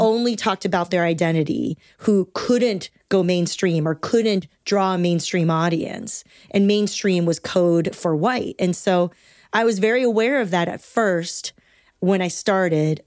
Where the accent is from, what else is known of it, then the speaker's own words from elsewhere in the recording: Torrance, California, United States; I grew up in Southern California, and I grew up in Torrance, bordering, like, Gardena and Carson